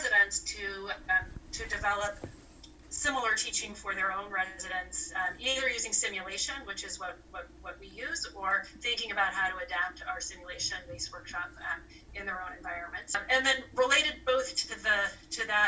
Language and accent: English; Anchorage, Alaska, United States; moved away as an adult; now in New Hampshire, United States; I grew up in Anchorage, Alaska, for the most part